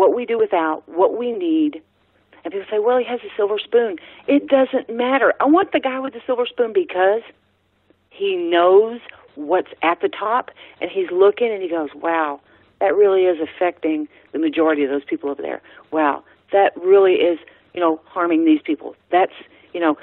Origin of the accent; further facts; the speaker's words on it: Texas, United States; also born or lived in New Orleans, Louisiana; I am from Texas, born in New Orleans, raised totally Texas